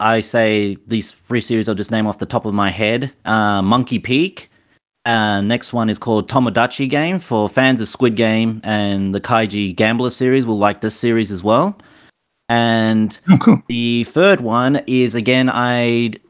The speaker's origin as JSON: {"language": "English", "country": "Australia", "said": "as an Australian"}